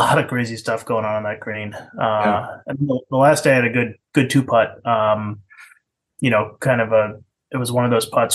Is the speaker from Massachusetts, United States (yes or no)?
yes; Western Massachusetts, United States; moved away; also born or lived in New Hampshire; Grew up in Western Mass